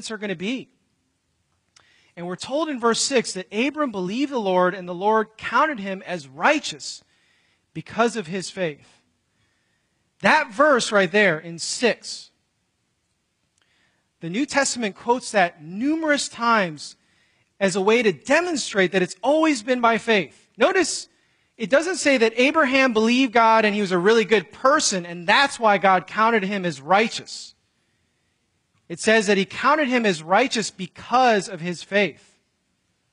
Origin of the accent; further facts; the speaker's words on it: Chicago, Illinois, United States; where I grew up in Chicago